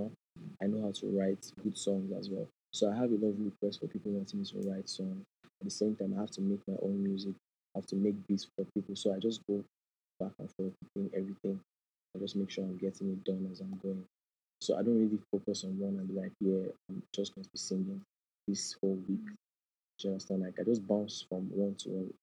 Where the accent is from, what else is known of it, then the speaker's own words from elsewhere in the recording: Nigeria; as Nigerian parents